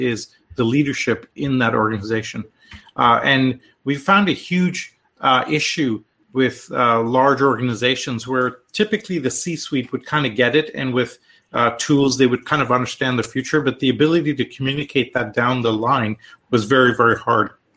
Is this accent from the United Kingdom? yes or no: no; India; also born or lived in Canada / Europe; now in United States; I'm Canadian, originally from India.